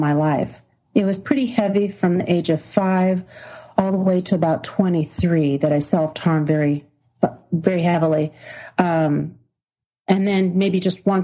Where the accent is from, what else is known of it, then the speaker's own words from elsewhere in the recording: Southern California, United States; moved away as an adult; And I thought I had the typical childhood that everybody would have in Southern California, raised in a middle-class neighborhood.